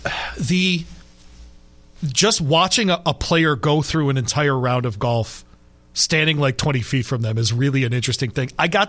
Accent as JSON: {"language": "English", "region": "Michigan", "country": "United States", "tie": "born or raised there", "moved": "yes", "said": "where I grew up in Michigan"}